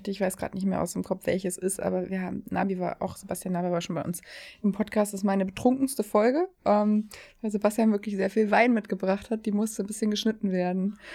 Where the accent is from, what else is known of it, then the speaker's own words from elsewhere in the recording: East Germany, Germany; now in Hamburg, Germany; Bei uns im Osten